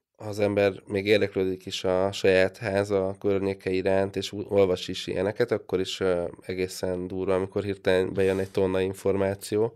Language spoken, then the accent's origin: Hungarian; Hungary; now in Budapest, Hungary; vidéken nőttem föl